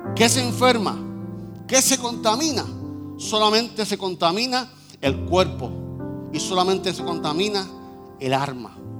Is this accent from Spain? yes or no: no; New York, United States; Yo nací en Nueva York, mi papá era en Nueva York